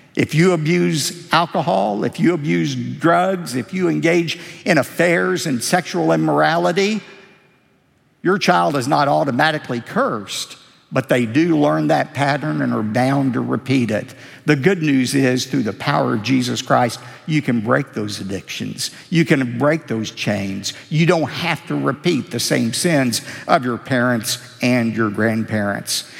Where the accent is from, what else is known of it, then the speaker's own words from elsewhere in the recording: United States; I'm very proud that I'm a citizen of this great country